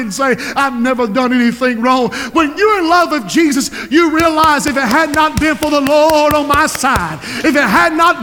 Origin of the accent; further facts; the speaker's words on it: Society Hill, South Carolina, United States; I'm from Society Hill